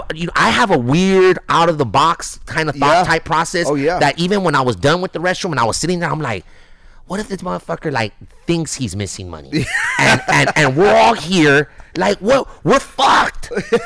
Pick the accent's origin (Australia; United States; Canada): United States; Los Angeles, California; I'm a kid from East